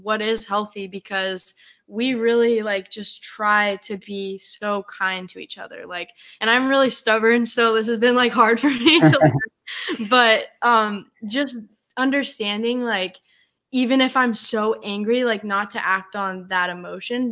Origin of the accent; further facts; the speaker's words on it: Colorado, United States; now in San Diego, United States; I'm from Colorado, where it's just like you kind of sugarcoat things